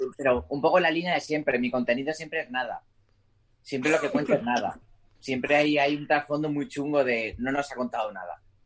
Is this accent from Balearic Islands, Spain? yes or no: yes; Mallorca, Balearic Islands, Spain; moved away as an adult; now in Madrid, Spain; Soy de Marca toda la vida, siempre el año pasado volví a la isla